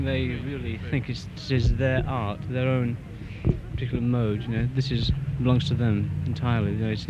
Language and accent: English; Birmingham, West Midlands, United Kingdom; Well, I'm from, we're both from Birmingham, and we're from the art college there.